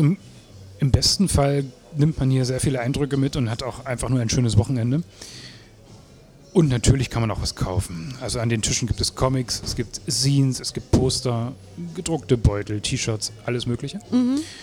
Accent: Erfurt, Thuringia, Germany; moved away as an adult; now in Leipzig, Germany; ich komme aus Erfurt

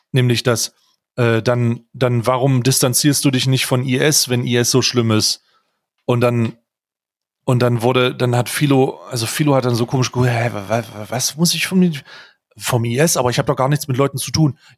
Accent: Germany; ich als Deutscher

